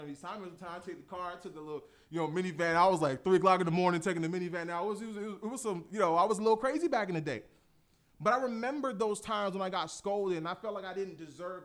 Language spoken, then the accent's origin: English; Florida, United States; I'm from Florida